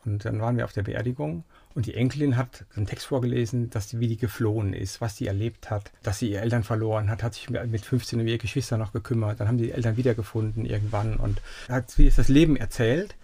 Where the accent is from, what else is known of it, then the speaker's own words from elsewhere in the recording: Siegen, North Rhine-Westphalia, Germany; Geboren in Siegen